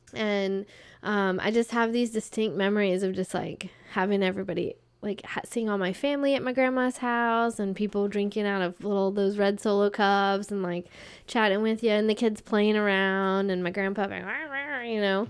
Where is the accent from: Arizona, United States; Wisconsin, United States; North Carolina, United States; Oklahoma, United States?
North Carolina, United States; also born or lived in Florida; We moved to North Carolina